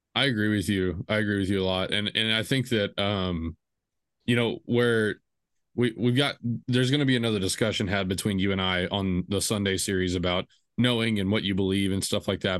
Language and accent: English; small Texas town, United States; I grew up, the way I kinda came to Christ was, i, it was different but typical. Um, you know, you did the youth group things, you know, it's a small Texas town.